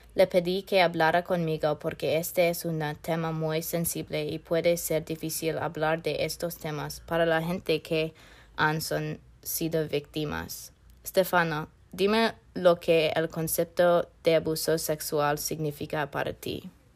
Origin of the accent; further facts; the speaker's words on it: Northern Virginia, United States; Spanish is a second language; Soy del norte de Virginia, fuera del Distrito de Columbia